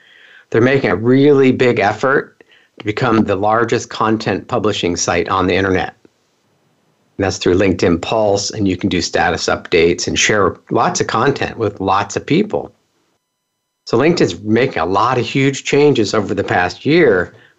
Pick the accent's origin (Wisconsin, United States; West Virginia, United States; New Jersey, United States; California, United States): California, United States; also born or lived in Pennsylvania; So I moved from Pennsylvania to California, and I started fixing computers back when most companies didn't have computers in their office, back in the typewriter days and before fax machines even. It's crazy how long I've been doing this. But I grew up in Silicon Valley.